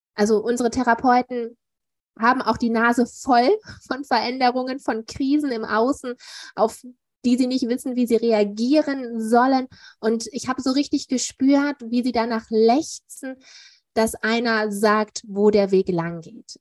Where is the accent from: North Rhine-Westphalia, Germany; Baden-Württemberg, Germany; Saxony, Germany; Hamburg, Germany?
North Rhine-Westphalia, Germany; Duisburg; hier bei uns in Duisburg